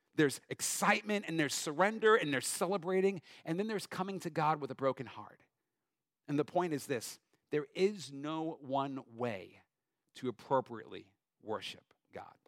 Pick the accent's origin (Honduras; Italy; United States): United States; Long Island, New York; moved away; I grew up Long Island, New York